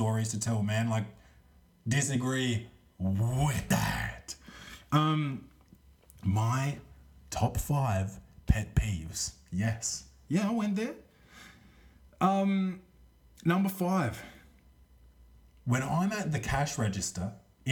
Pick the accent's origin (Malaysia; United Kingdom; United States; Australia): Australia; I'm Australian.